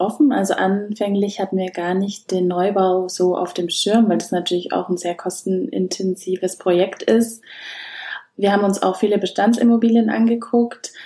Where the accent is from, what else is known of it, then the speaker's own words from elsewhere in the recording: Schwabach, Bavaria, Germany; Ich komme ja aus Schwabach